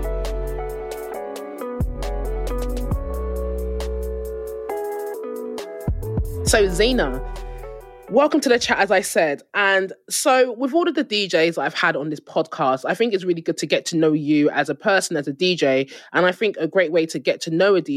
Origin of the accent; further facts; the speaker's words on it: United Kingdom; accent: British; also born or lived in Nigeria (ancestry); now in Germany; my accent, because it's British